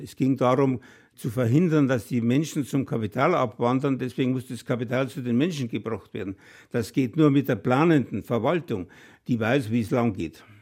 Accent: Bavaria, Germany; bei uns in Bayern

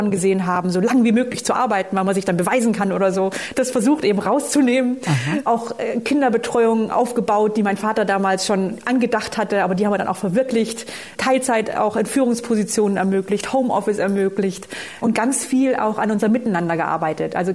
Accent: Baden-Württemberg, Germany; ja, wir sind, ich bin aus Oberschwaben, also das ist nicht Allgäu.

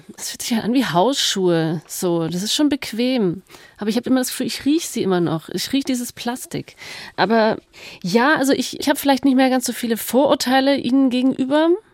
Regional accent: Bad Wörishofen, Bavaria, Germany; ich komme aus dem Allgäu, aus Bad Wörishofen, wo man traditionell Kneipsandalen trägt

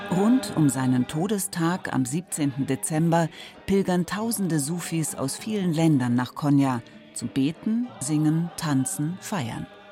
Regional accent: Tehran, Tehran Province, Iran; Ich komme aus Teheran

